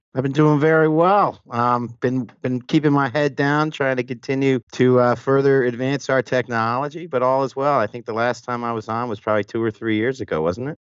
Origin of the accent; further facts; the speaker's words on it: New York, United States; moved away as an adult; now in Atlanta, United States; I was born and raised actually in New York